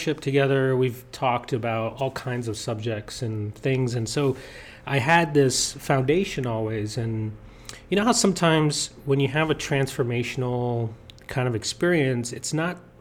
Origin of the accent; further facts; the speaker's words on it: New York City, New York, United States; I was born in Queens, New York.